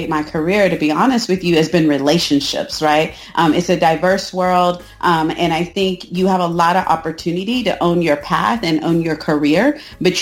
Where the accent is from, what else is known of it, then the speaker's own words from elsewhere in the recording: Austin, Texas, United States; I'm just a Texas girl born and raised in Austin, Texas